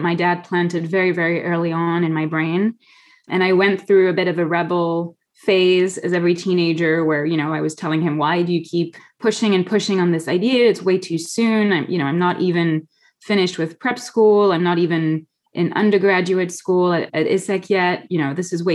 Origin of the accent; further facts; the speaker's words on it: France; now in United States; I moved from Europe to the US. I think I've been raised in a fairly traditional French way